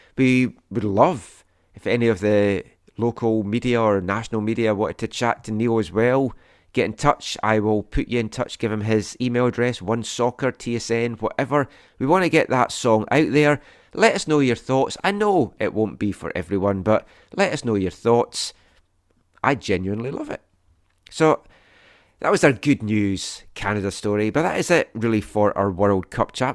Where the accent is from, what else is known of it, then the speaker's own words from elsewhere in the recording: Scotland, United Kingdom; both growing up in Scotland and the U K